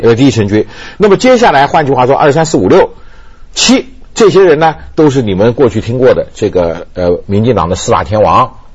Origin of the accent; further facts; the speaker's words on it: Taiwan; 我在台湾出生长大，到现在为止，我自己现在六十多岁了